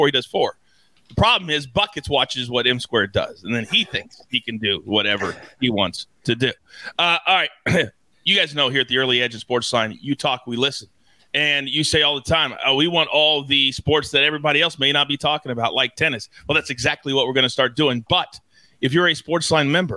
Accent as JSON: {"language": "English", "region": "Kansas", "country": "United States", "tie": "born or raised there", "moved": "yes", "said": "I always go back to see my parents who, as many of you know, I grew up in Kansas"}